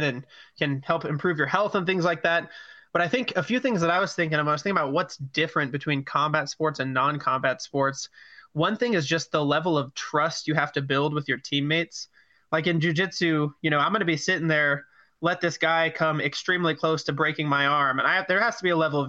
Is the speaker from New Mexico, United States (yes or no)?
yes; Albuquerque, New Mexico, United States; I'm from Albuquerque, New Mexico